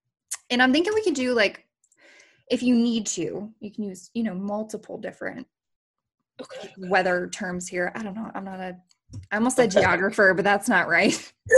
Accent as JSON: {"language": "English", "town": "Chicago", "region": "Illinois", "country": "United States", "said": "I'm from Chicago, so I know all about that."}